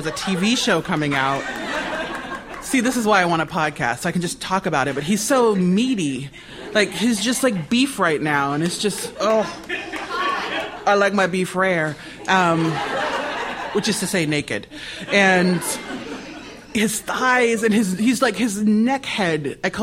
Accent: Nebraska, United States; I'm a kid from Nebraska

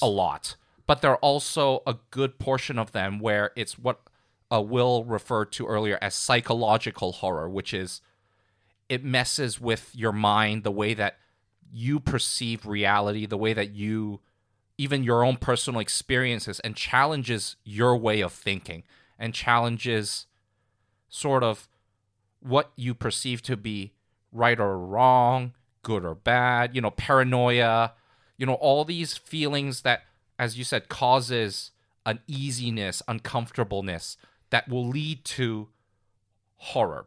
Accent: Hong Kong; growing up in Hong Kong

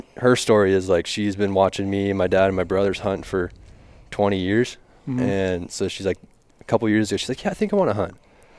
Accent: Arizona, United States; moved away as an adult; also born or lived in Phoenix; now in Nevada, United States; So yeah, I grew up in Arizona.

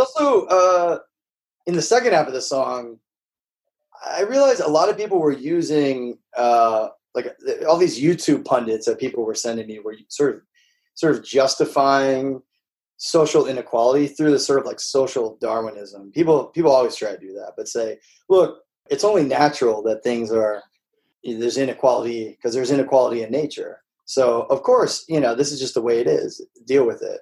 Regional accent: Midwest, United States; moved away; also born or lived in the South (US); I grew up like in the Midwest and and then the South

